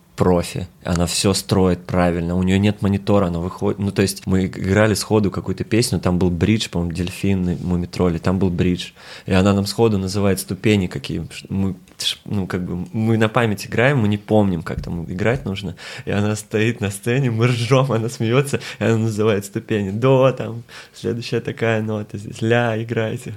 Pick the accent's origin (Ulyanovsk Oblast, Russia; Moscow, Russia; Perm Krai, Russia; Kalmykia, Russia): Kalmykia, Russia; Я из Калмыкии